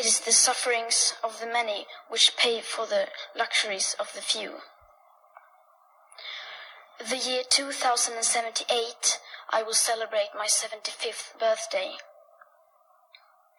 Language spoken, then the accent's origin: English; Sweden; I am 15 years old and I'm from Sweden.